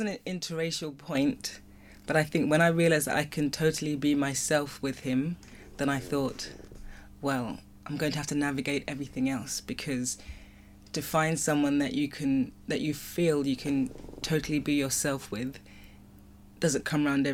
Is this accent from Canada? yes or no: no; United Kingdom; also born or lived in London / Nigeria; I have a British culture, like I've been brought up within the British culture.